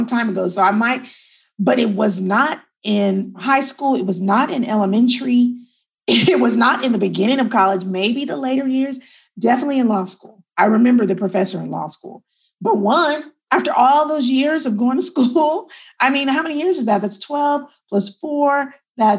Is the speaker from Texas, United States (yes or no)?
yes; Texas, United States; also born or lived in El Paso, Texas / Germany; I'm a Texan and I was born in El Paso, Texas. But my dad was in the military. So then my first like 5 years, I lived in Germany. And then we came back to the United States, came back to Texas. And like I said, I grew up in Texas